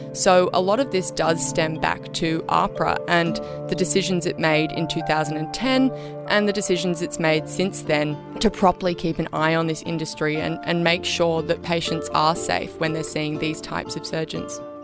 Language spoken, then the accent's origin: English; Australia; as the Australian public